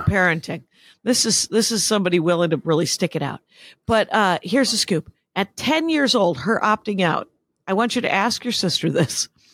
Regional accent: Wisconsin, United States; I was raised in Wisconsin.

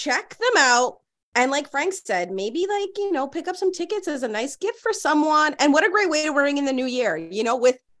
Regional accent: Toronto, Ontario, Canada; I grew up in Rexdale

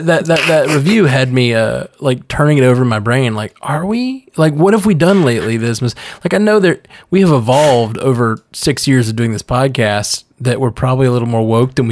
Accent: Alabama, United States; I'm from Alabama

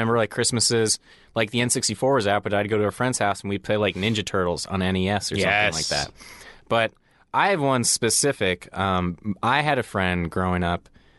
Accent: Colorado, United States; also born or lived in Chicago; And it was a big deal because when I moved to Colorado, where I'm from, I moved from Chicago, and Colorado at the time didn't have a hockey team.

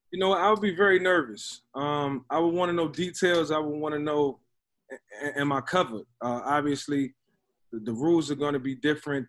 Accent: Newport News, Virginia, United States; now in Florida, United States; my hometown, Newport News, where, where I grew up

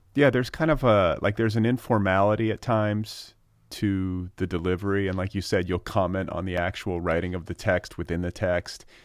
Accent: Wisconsin and Indiana, Midwest, United States; moved away; I'm from, uh, Wisconsin

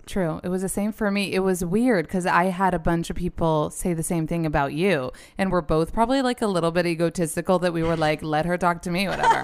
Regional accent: New York, United States; we're both born and raised in New York

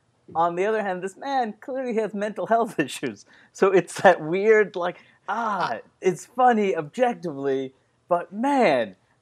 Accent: Floral Park, New York, United States; Oh, I grew up in Floral Park on the Queens side, on the border of Nassau County.

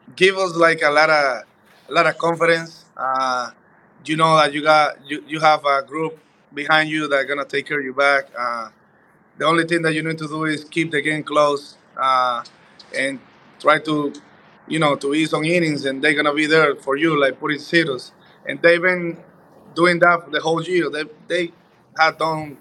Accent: Dominican Republic; moved away as an adult; I'm Dominican, man. You know, I'm from the Caribbean, Dominican Republic. So we kind of dance. We grew up, like, dancing everywhere.

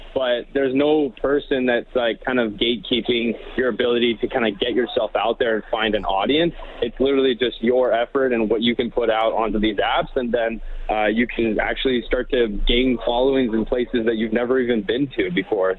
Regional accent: Canada

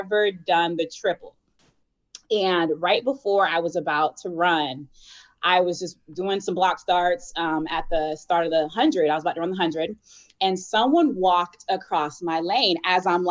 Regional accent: Virginia Beach, Virginia, United States; moved away as an adult; they moved to Virginia Beach and my dad was in the military. And basically, you know, my mom kind of raised us all

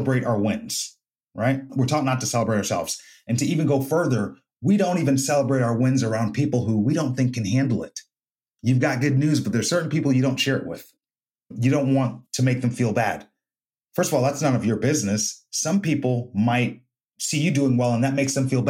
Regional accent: United States; He came to my home country to fight me on my turf

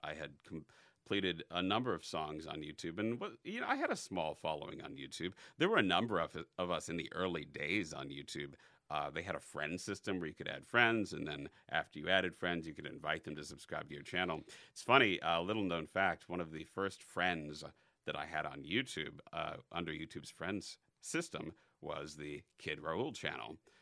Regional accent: North Chicago suburbs, Illinois, United States; also born or lived in Elgin, Illinois / Schaumburg, Illinois / Bartlett, Illinois / Evanston, Illinois; the North Chicago suburbs

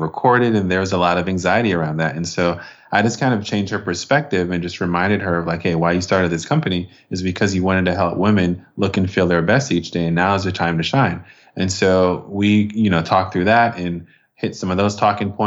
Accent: Jamaica; I'm Jamaican and from the Caribbean

